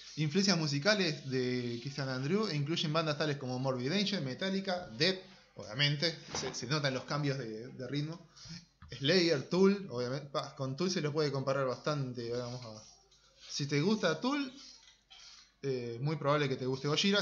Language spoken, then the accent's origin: Spanish; Uruguay; como somos uruguayos